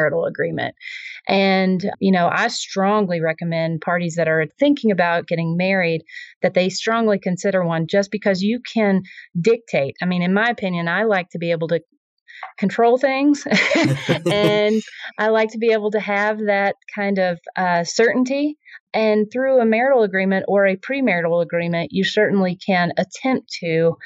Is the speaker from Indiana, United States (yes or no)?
no; Tennessee, United States; accent: Southern; moved away as an adult; also born or lived in San Francisco / Vermont / New Jersey/New York area; now in Colorado, United States; I'm originally from Tennessee. So, you know, my apologies for the Southern accent here